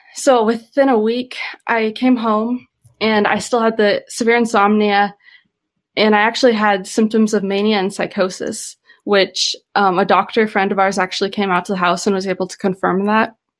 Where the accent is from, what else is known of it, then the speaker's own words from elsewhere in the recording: Midwest, United States; I grew up living in the Midwest, growing up healthy, very social